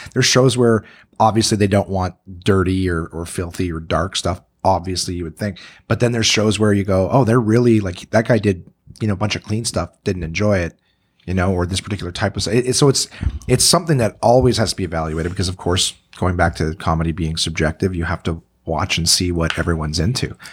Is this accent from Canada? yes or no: yes; Canada; I'm a Canadian entertainer